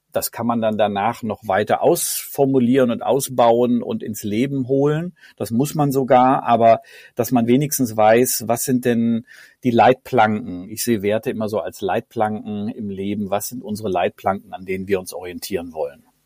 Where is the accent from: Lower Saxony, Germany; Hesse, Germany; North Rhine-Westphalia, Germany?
North Rhine-Westphalia, Germany; near Bielefeld; now in Cologne, Germany; aufgewachsen in Ostwestfalen in der Nähe von Bielefeld